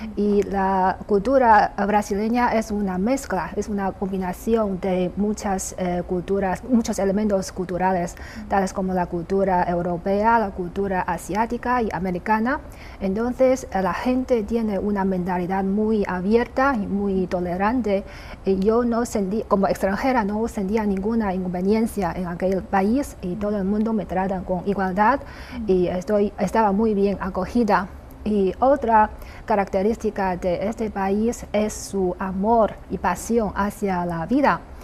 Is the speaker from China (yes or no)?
yes; China; also born or lived in Brazil; los chinos